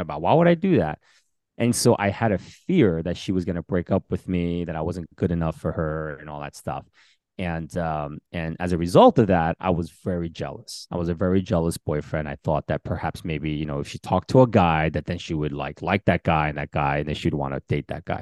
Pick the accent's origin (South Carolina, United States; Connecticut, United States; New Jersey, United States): New Jersey, United States; Bergen County; also born or lived in Queens, New York; growing up in Bergen County